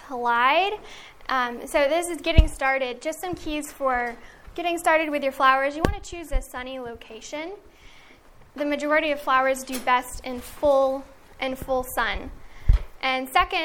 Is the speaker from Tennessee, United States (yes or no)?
yes; Middle Tennessee, United States; I grew up on Bountiful Blessings Farm in Middle Tennessee